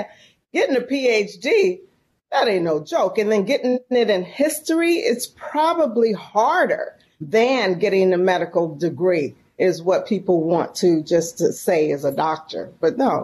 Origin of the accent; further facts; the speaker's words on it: San Francisco, California, United States; moved away as an adult; now in Mississippi, United States; I'm from San Francisco, born and raised in San Francisco, California